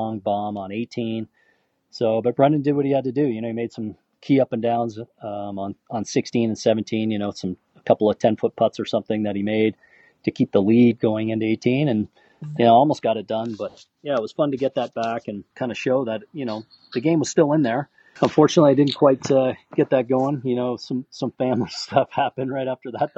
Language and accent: English; Canada; Being Canadian